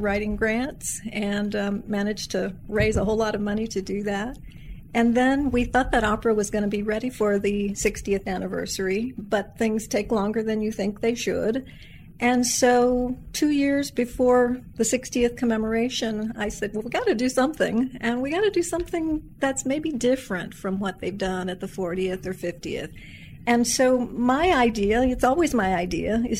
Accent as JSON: {"language": "English", "town": "Santa Barbara", "region": "California", "country": "United States", "tie": "born or raised there", "also_born_or_lived": "Lexington, Kentucky / Reading, England", "said": "I was born in Lexington, Kentucky, on a technicality, you might say. My dad got his first teaching job at the university there, but I grew up in Santa Barbara, California"}